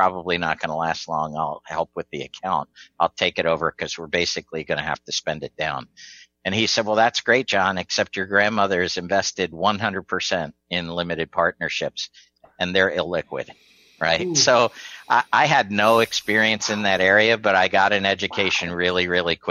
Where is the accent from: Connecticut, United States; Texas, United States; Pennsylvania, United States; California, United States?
Pennsylvania, United States; rural suburbs of Philadelphia; it was more rural suburbs of Philadelphia, about an hour and a half northwest. Born and raised there